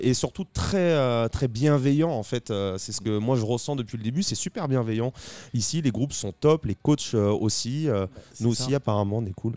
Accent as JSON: {"language": "French", "town": "Saint-Nazaire", "region": "Pays de la Loire", "country": "France", "said": "nous, on vient de Saint-Nazaire, juste à côté de Nantes"}